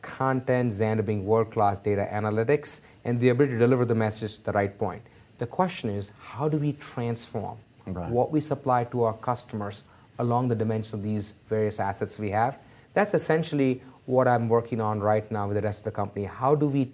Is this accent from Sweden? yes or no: no; Mumbai, Maharashtra, India; I grew up in Mumbai, India